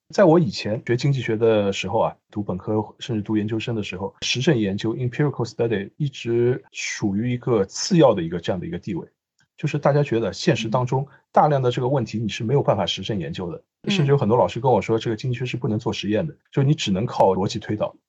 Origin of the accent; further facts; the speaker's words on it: Shanghai, China; also born or lived in Australia; 我从小是出生在上海，生嗯。活在上海，生嗯。活了那么多年，但是我生活在上海，在上海读书的时候